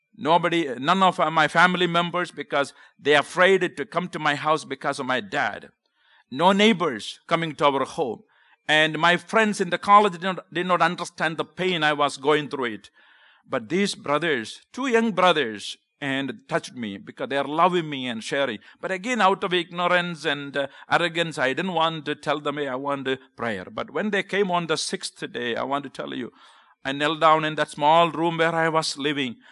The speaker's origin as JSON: {"language": "English", "region": "Kerala", "country": "India", "tie": "born or raised there", "accent": "Southern", "second_language": "English", "moved": "as an adult", "lives_now": "United States", "said": "I grew up in South India, the state called Kerala."}